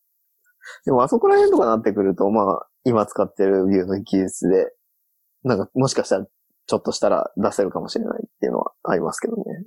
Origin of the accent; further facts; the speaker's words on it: Osaka, Japan; moved away; 大阪は地元なんで、地元に帰る気がない